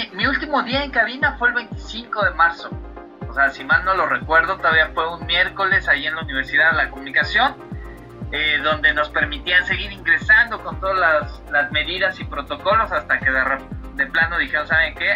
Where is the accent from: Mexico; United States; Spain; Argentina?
Mexico; Soy, más mexicano que las quesadillas